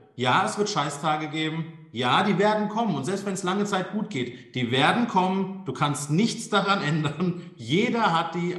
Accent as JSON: {"language": "German", "town": "Darmstadt", "region": "Hesse", "country": "Germany", "tie": "born or raised there", "said": "Meine Geburtsstadt Darmstadt"}